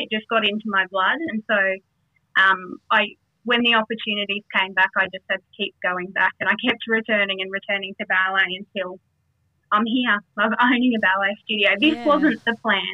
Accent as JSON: {"language": "English", "town": "Toowoomba", "region": "Queensland", "country": "Australia", "tie": "born or raised there", "also_born_or_lived": "Darwin", "said": "I was born in Darwin, but moved to Toowoomba quite early on, and haven't really moved away. Just done bits and pieces here and there, but really just a homegrown Toowoomba girl"}